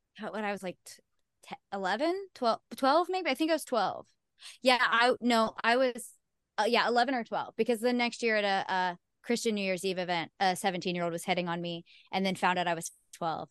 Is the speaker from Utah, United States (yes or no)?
no; Ohio, United States; I'm from Ohio